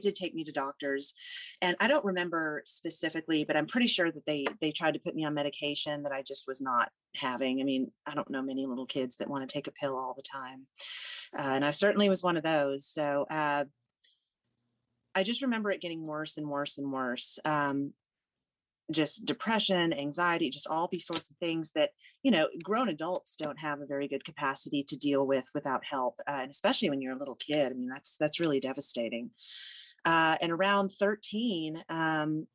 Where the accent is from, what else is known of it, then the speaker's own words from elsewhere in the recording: Houston, Texas, United States; also born or lived in Alabama; I was born in Alabama. My mother's from Texas and my father's from North Dakota. So none of us are from Alabama, but they just happened to be working there when I was born. And I spent my first 7 years there. My dad was transferred to the Houston area when I was 7. So I've been here ever since